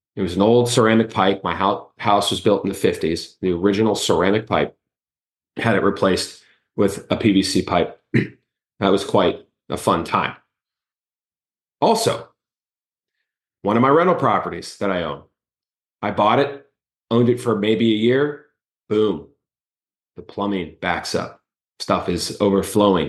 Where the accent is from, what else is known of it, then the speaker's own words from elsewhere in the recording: Miami, Florida, United States; now in Orlando, United States; I grew up in Miami, I'm from Kendall